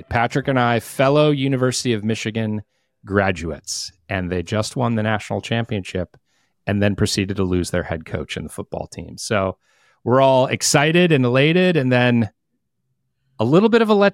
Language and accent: English; Philippines; Yeah, I was born